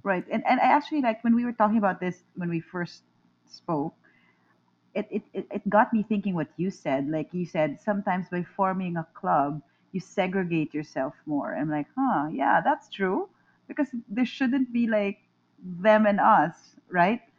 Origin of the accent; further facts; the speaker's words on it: Manila, Metro Manila, Philippines; I'm from Manila. I'm from the Philippines